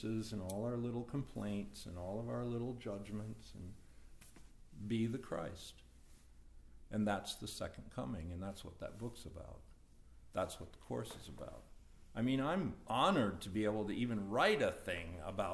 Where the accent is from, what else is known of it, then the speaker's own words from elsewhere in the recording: United States; I incarnated as an American